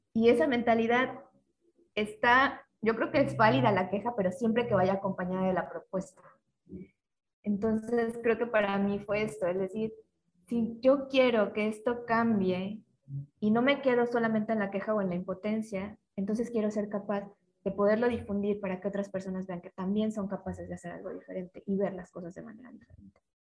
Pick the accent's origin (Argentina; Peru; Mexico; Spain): Mexico; como mexicanos